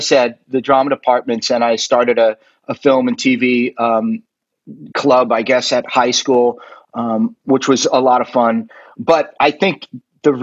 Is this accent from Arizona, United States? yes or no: no; Florida, United States; also born or lived in Queens, New York / Cork, Ireland (ancestry); I was born in Queens, New York, and was in the school system there just for a little bit. I moved down to Florida when I was 5 years old